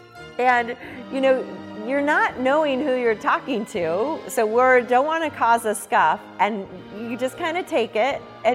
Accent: United States; we're from the U.S.

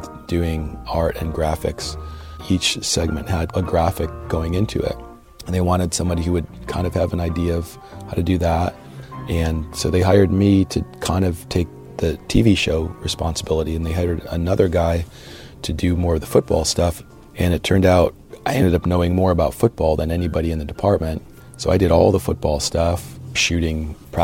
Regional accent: Cleveland, Ohio, United States; Born and raised in the Cleveland area

